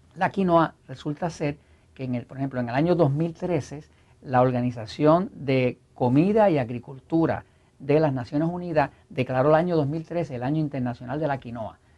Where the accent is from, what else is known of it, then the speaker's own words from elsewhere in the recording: Puerto Rico; como buen puertorriqueño